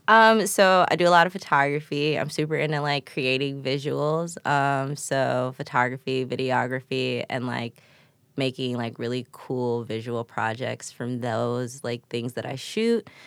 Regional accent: Chicago, Illinois, United States; I'm from the east side

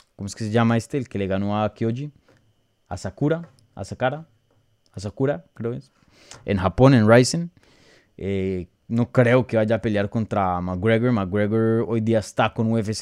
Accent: Colombia; yo como colombiano

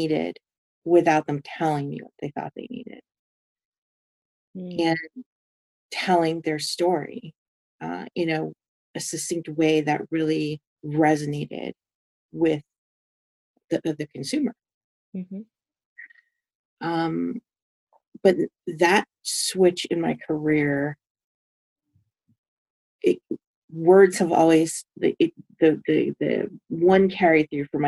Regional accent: New York, United States; I grew up in New York. New York is home to me.

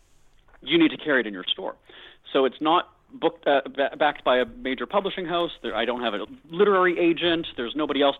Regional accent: Winnipeg, Manitoba, Canada; my hometown, Winnipeg, is known as being a cheap city

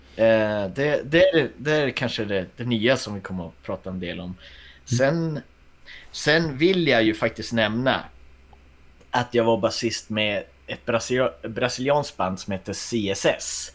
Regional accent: Västerbotten County, Sweden; also born or lived in Kågedalen; Jag är från Västerbotten

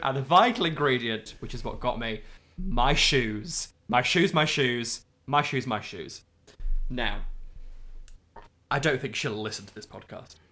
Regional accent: Midlands, United Kingdom; We're from both from the Midlands

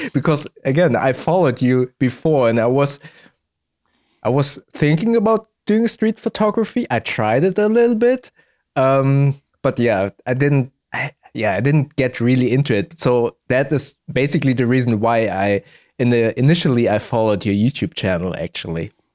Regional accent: Germany; born and raised in Germany, but my parents are both from Indonesia

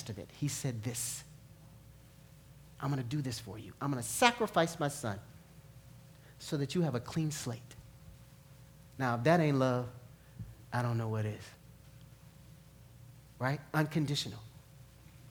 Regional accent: New York, United States; growing up in New York

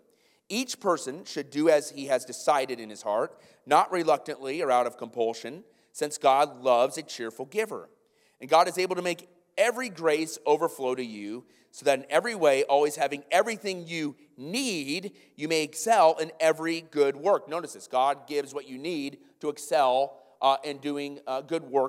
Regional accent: Iowa, United States; moved away; I'm from Iowa

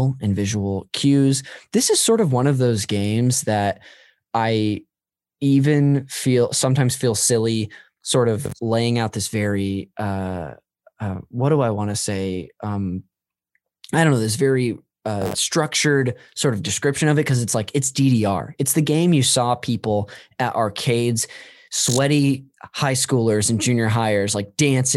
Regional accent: Modesto, California, United States; I'm from Modesto up north

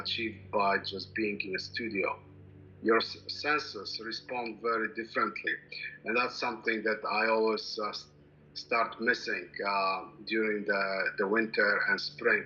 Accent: Poland; now in Canada; I was born in Europe. I grew up in Poland.

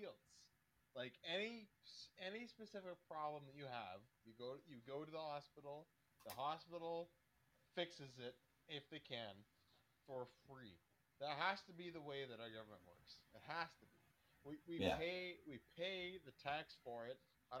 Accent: Canada; I'm Canadian

